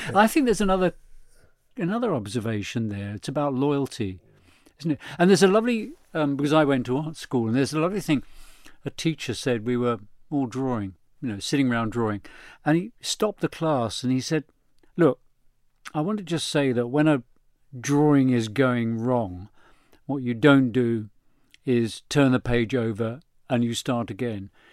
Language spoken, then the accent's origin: English; London, United Kingdom; my parents were Irish and they met here in London